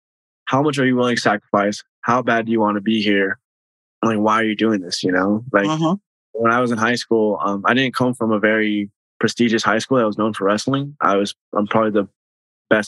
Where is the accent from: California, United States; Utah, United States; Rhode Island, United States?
California, United States; Bakersfield; I'm born and raised in Bakersfield